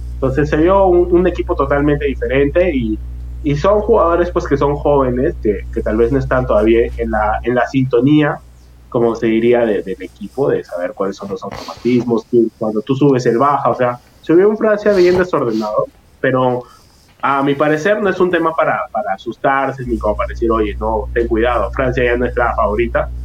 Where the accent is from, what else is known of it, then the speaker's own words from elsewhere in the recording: Peru; uno como, como peruano